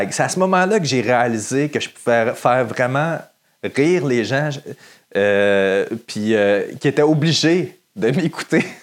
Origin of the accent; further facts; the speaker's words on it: Saint-Lin-des-Laurentides, Quebec, Canada; I'm from Saint-Lin. Saint-Lin-des-Laurentides.